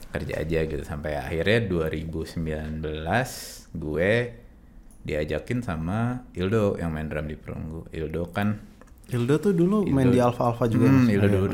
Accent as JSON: {"language": "Indonesian", "town": "Bandung", "region": "West Java", "country": "Indonesia", "tie": "born or raised there", "moved": "as an adult", "lives_now": "Jakarta, Indonesia", "said": "dari lahir gue di Bandung sampai kuliah gue di Bandung terus begitu lulus baru pindah ke Jakarta."}